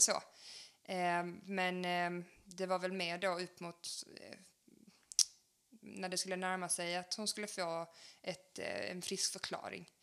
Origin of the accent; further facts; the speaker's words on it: Helsingborg, Skåne, Sweden; moved away as an adult; also born or lived in Ramlösa; now in Landskrona, Sweden; jag kommer från Helsingborg